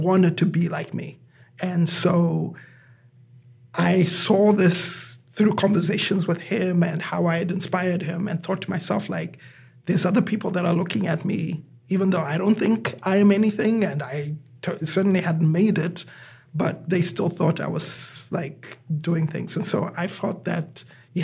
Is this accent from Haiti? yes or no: no; Zimbabwe; moved away as an adult; now in United States; I am originally from Zimbabwe. And I have been here in the United States. I came here in the year 2000. I was 26 at the time.